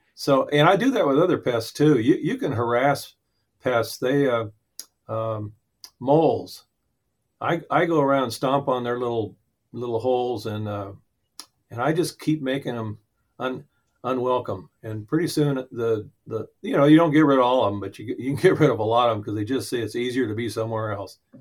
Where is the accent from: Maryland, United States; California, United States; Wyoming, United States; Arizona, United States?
Arizona, United States; Central Valley of; I grew up in the Central Valley of Arizona